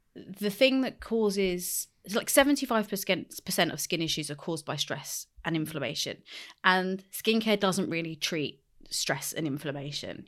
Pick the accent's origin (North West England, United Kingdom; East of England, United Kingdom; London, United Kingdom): London, United Kingdom; I grew up in West London